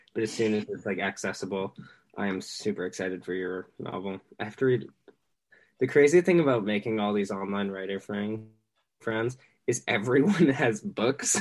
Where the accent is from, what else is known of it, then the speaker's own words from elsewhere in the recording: Massachusetts, United States; also born or lived in Maine; I'm from Massachusetts, but my mom's side is from Maine